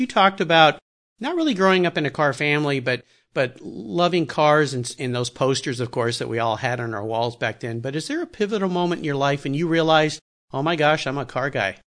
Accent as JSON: {"language": "English", "region": "Southern California", "country": "United States", "tie": "born or raised there", "said": "I loved skateboarding as a kid growing up in Southern California"}